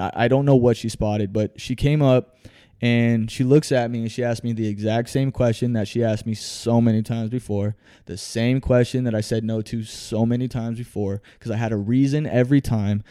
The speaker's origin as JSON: {"language": "English", "town": "Phoenix", "region": "Arizona", "country": "United States", "tie": "born or raised there", "said": "I was born right here in Phoenix, Arizona, man. More specifically, the Maryvale area"}